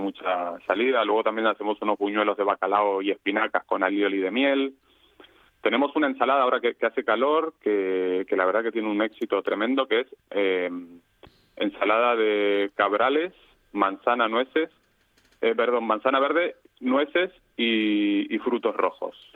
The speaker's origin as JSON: {"language": "Spanish", "country": "Argentina", "tie": "born or raised there", "moved": "as an adult", "lives_now": "Valencia, Spain", "said": "somos eh, emigrantes, nacimos en Argentina"}